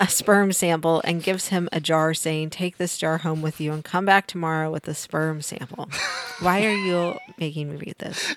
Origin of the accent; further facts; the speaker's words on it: Missouri, United States; moved away; I grew up in Missouri